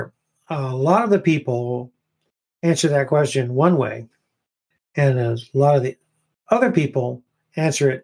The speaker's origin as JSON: {"language": "English", "country": "United States", "said": "I am an American Christian"}